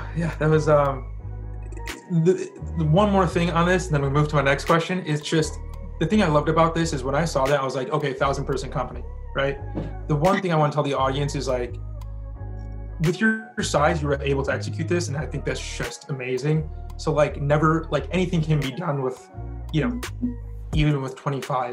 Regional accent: Chicago, Illinois, United States; I'm from Chicago

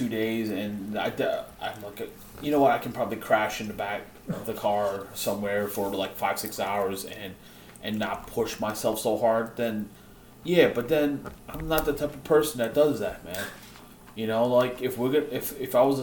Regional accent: New York City, New York, United States

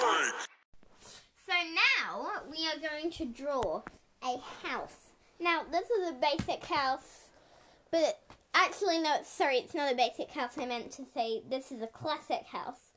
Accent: Australia; I'm Australian

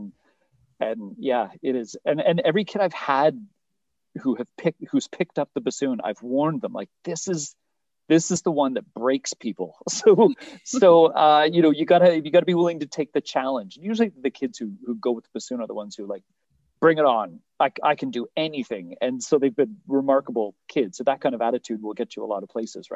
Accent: Eastern Ontario, Canada; I was from Eastern Ontario, where it's all band

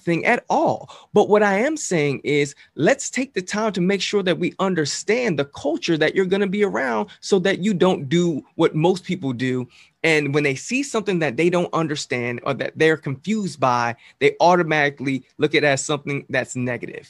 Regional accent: Jersey City, New Jersey, United States; I'm from Jersey City

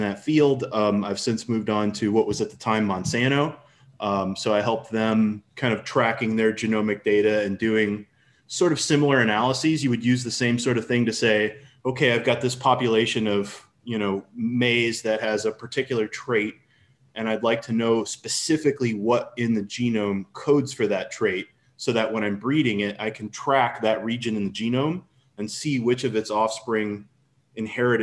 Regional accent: St. Louis, Missouri, United States; I'm from St. Louis, Missouri, United States

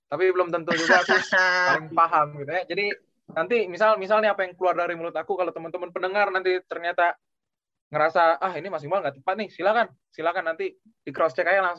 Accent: Palembang, South Sumatra, Indonesia; also born or lived in Pontianak; now in Mokpo, South Korea; Aku asal dari Palembang. Dulu sempet juga berapa bulan tuh pindah ke Pontianak gitu kan sebelum berangkat ke Korea Selatan ini.

